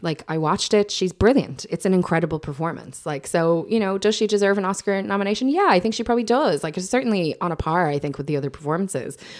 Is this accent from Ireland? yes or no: yes; Ireland; as Irish people